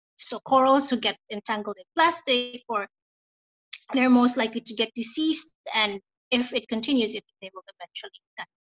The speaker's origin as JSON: {"language": "English", "country": "Philippines", "moved": "as an adult", "lives_now": "Bali, Indonesia", "said": "I'm originally from the Philippines. Um, I moved here in Bali in 2014, so almost six years now"}